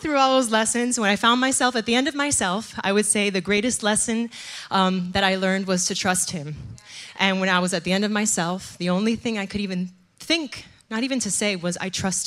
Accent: Miami, Florida, United States; moved away as an adult; now in New Jersey, United States; I'm originally from Miami, Florida

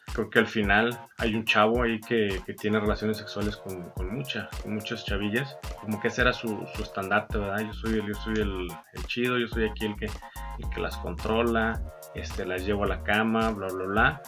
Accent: Mexico; me encanta ser mexicano, con orgullo digo que soy mexicano

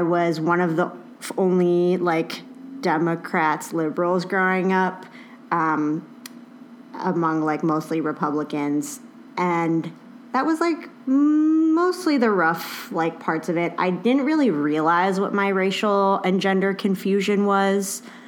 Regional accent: Murrysville, Pennsylvania, United States; moved away; I grew up in Murraysville

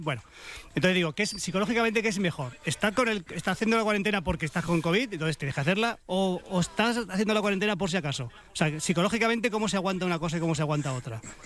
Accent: Madrid, Community of Madrid, Spain; qué secos soy los madrileños

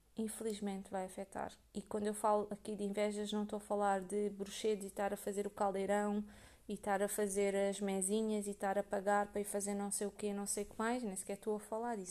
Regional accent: Portugal; eu nasci em Portugal

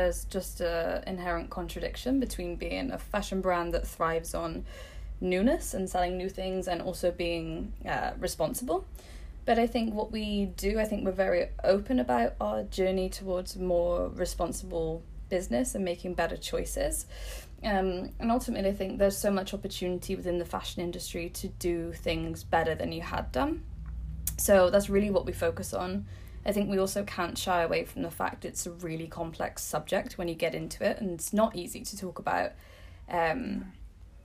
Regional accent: England, United Kingdom; moved away as an adult; now in Copenhagen, Denmark; I'm from England and I moved to Copenhagen for Gani.

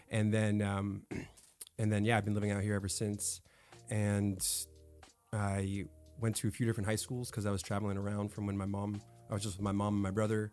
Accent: Florida, United States; now in California, United States; I was born in California and moved to Florida

